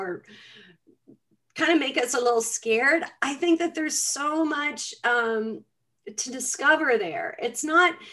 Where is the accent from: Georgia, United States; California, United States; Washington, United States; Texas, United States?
Georgia, United States; Atlanta; I grew up in Atlanta, Georgia.